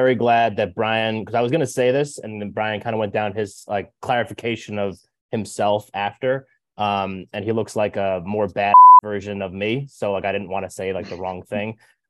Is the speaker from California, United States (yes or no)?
no; New Jersey, United States; I'm from Jersey. It's like how we talk. It's part of our language.